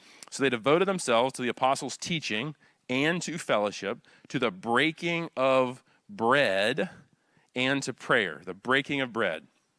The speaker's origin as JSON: {"language": "English", "town": "Wilmington", "region": "North Carolina", "country": "United States", "tie": "born or raised there", "said": "You know, I grew up here in the Wilmington area surfing and skateboarding, and so we would always say, awesome, dude."}